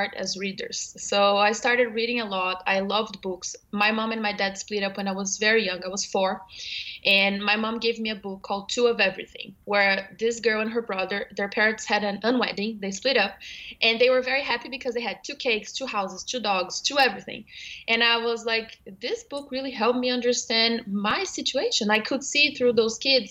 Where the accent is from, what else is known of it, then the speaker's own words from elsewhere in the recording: Brazil; moved away as an adult; now in New York, United States; I'm from Brazil originally, and I moved to New York 2 years ago with my husband.